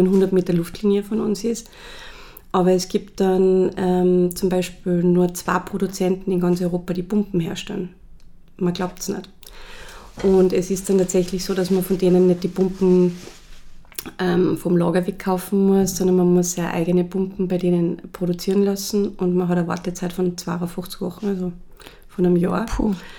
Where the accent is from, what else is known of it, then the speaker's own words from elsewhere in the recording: Salzburg, Austria; moved away as an adult; also born or lived in Los Angeles / Vienna; ich bin ähm, in Salzburg aufgewachsen